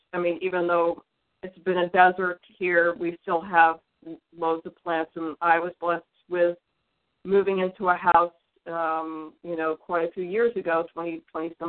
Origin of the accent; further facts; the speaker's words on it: Detroit, Michigan, United States; I was born in the Midwest. I was born in Detroit, and when I was young, there were just, I lived in this like new housing development in Detroit